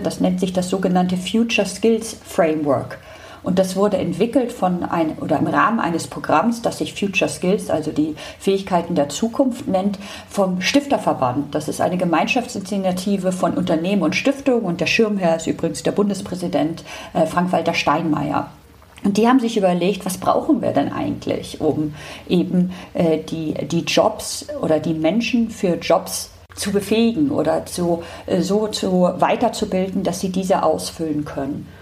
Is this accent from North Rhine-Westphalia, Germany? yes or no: no; Hamburg, Germany; Ich komme aus Hamburg